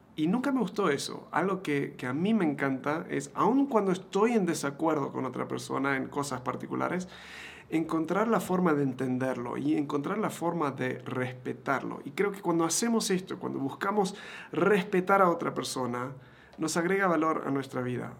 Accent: Argentina; moved away; yo me crié en Argentina

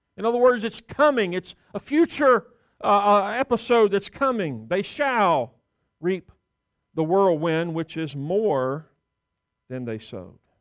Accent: the South, United States; growing up in the South

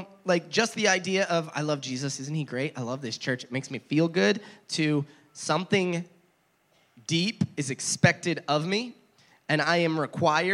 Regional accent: New Jersey, United States; moved away; New Jersey, where I grew up

